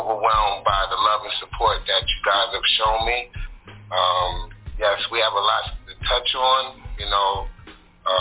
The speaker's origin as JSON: {"language": "English", "town": "New York City", "region": "New York", "country": "United States", "tie": "born or raised there", "also_born_or_lived": "Harlem, New York / Brooklyn / Staten Island", "said": "I'm from Queens. That's where I was raised since like 10 years old"}